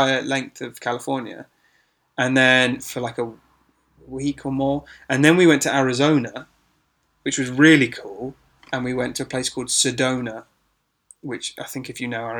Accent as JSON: {"language": "English", "region": "England", "country": "United Kingdom", "said": "we're from England, and in England, everything's super cramped"}